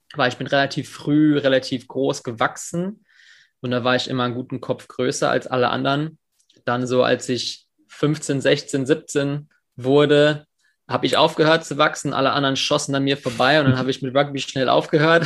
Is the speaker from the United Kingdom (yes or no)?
yes; England, United Kingdom; now in Germany; ich bin in England in der Schule aufgewachsen